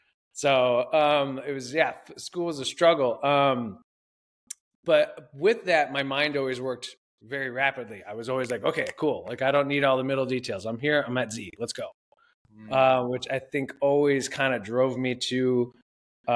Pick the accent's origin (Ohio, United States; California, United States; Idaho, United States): Ohio, United States; Toledo; moved away as an adult; I grew up in Toledo, Ohio, a family of 5.